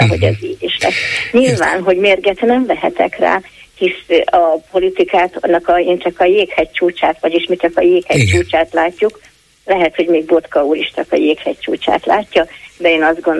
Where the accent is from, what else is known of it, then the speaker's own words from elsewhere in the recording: Debrecen, Hajdú-Bihar, Hungary; now in Szeged, Hungary; én Debrecenbe születtem